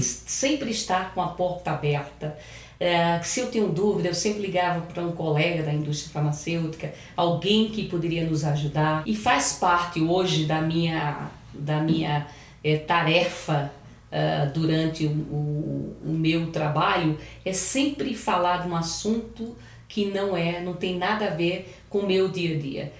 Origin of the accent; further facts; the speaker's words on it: Paraíba, Brazil; moved away as an adult; now in São Paulo, Brazil; eu sou paraibana